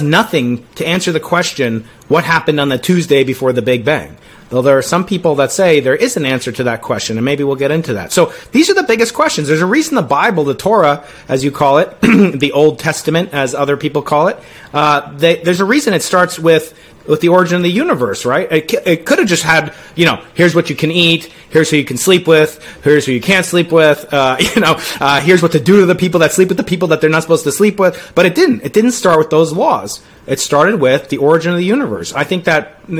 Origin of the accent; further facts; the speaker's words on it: New York, United States; I'm a New Yorker